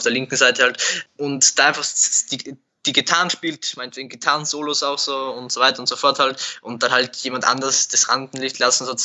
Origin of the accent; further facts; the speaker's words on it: Burgenland, Austria; Nein, ich bin aus dem Burgenland.